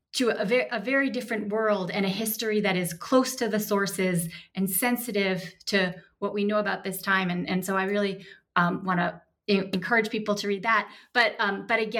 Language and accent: English; United States; as an American